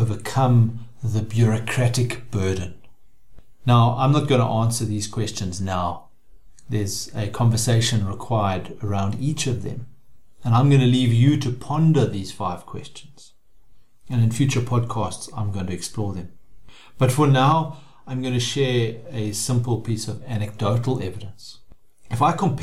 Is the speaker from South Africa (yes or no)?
yes; South Africa; As a South African